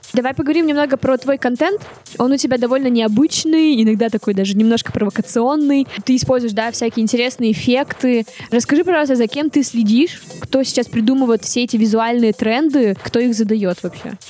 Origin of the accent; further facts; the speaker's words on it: Vologda, Vologda Oblast, Russia; now in Saint Petersburg, Russia; я из Вологды